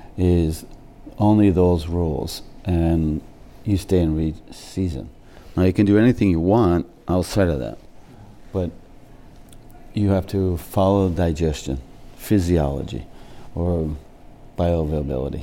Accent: United States; also born or lived in Jamestown, Rhode Island; I grew up in the States.

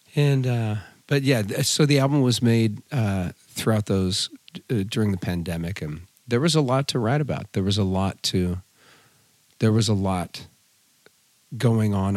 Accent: California, United States; also born or lived in Fontana, California; my parents moved us up to the mountains. And so I grew up in a very small mountain community, lived back on a dirt road

